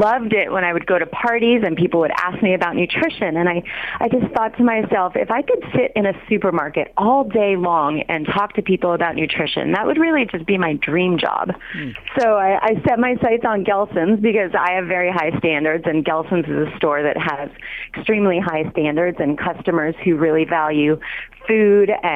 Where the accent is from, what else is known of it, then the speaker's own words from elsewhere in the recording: Los Angeles, California, United States; also born or lived in Berkeley; I did grow up in L.A.